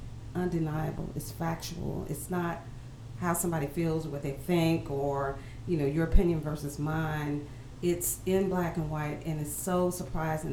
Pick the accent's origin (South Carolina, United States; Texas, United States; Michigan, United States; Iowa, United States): South Carolina, United States; Greenville; my hometown